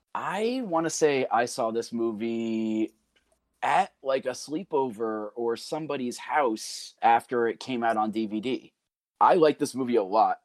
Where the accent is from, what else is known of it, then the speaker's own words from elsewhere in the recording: Pascack Valley, New Jersey, United States; I finished my high school career as a Pasquac Valley mascot